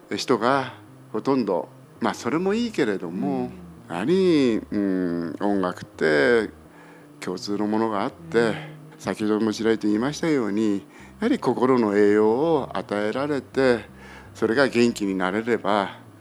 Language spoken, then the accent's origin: Japanese; Fukuoka, Japan; 私の父母が創業いたしまして昭和23年にまあ、地元福岡で